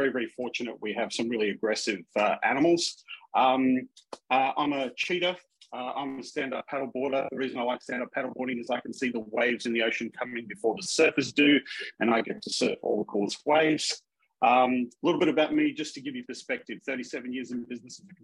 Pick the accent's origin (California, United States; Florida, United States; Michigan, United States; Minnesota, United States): Minnesota, United States; accent: Minnesota; excuse my Minnesota accent